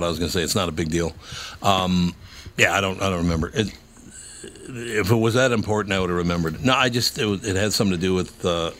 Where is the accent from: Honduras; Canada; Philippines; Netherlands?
Canada; Well, I'm Canadian.